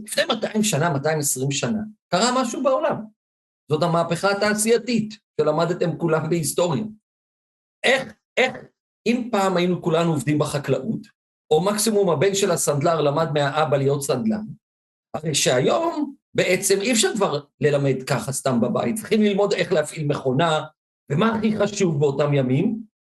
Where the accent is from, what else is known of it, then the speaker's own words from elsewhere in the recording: Ashdod, Southern District, Israel; now in Givatayim, Israel; גדלתי באשדוד